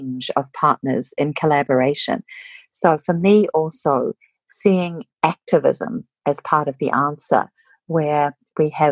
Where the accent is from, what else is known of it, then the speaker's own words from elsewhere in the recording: New Zealand; moved away; I'm originally from Aotearoa, New Zealand